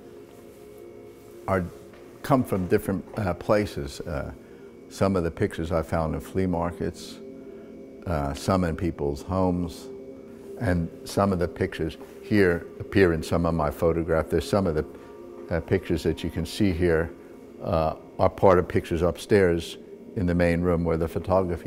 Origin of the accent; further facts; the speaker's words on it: New York City, New York, United States; moved away as an adult; now in Johannesburg, South Africa; I was born in New York, and I've lived the last 37 years in Johannesburg, South Africa.